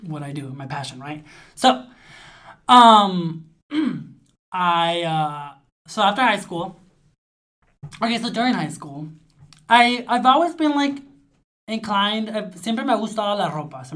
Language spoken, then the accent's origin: English; United States; also born or lived in Sonora, Mexico; I grew up here, lived here all of my life.